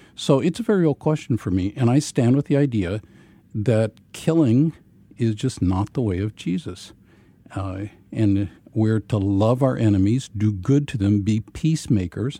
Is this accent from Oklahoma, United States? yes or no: no; Ozarks of Missouri, United States; I grew up in a brethren context. uh, in the Ozarks of Missouri